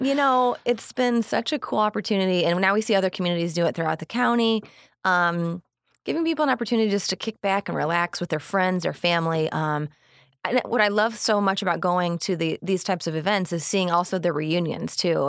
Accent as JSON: {"language": "English", "town": "Onarga", "region": "Illinois", "country": "United States", "tie": "born or raised there", "also_born_or_lived": "West Suburbs of Chicago, Illinois", "moved": "as an adult", "lives_now": "Manteno, United States", "said": "I grew up in Anarga, so just about thirty minutes south of here when, you know, Iroquois West, alma mater"}